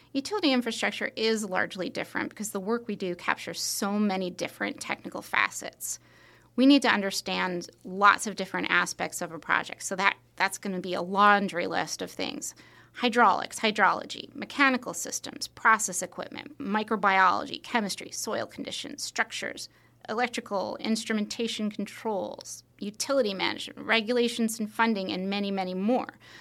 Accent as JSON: {"language": "English", "area": "Long Island", "region": "New York", "country": "United States", "tie": "born or raised there", "said": "I grew up on Long Island in New York"}